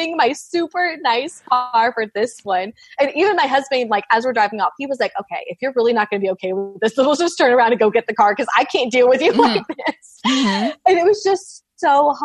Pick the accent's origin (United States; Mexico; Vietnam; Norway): United States; Georgia; I am from Georgia.